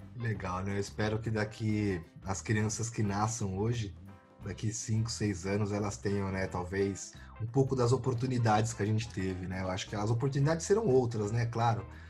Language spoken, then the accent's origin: Portuguese; São Paulo, Brazil; E eu sou de São Paulo